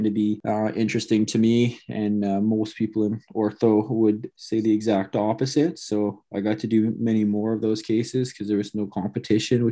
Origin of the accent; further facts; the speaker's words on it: London, Ontario, Canada; now in Hamilton, Canada; I'm from London originally.